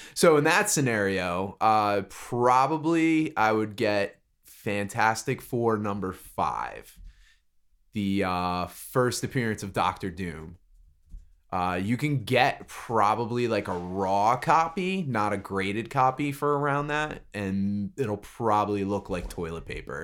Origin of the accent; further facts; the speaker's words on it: Brick, New Jersey, United States; I live in Brick. I grew up in Brick. That's where I'm from